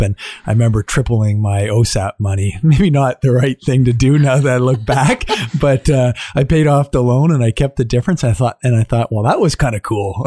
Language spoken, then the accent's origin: English; Ottawa, Ontario, Canada; I was born and raised here in Ottawa